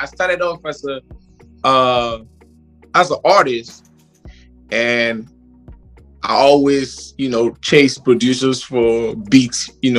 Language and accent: English; Liberia; moved away; also born or lived in Kenya / Malawi; I come from a family of six children, and I'm from Liberia, but I've lived pretty much all over Africa. I lived in East Africa, and I lived in southern, down in Malawi, and I lived in Kenya